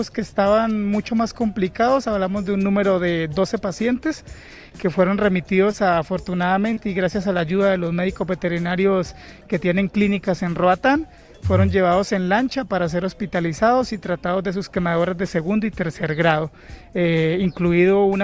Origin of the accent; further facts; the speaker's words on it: Florencia, Caquetá, Colombia; moved away as an adult; now in Honduras; Soy de Florencia, Caquetá, eso queda al sur de Colombia, es Amazonía colombiana.